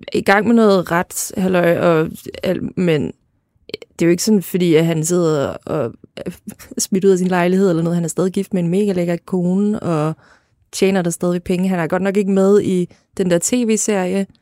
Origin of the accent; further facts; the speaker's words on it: Lolland, Zealand, Denmark; jeg voksede op på Lolland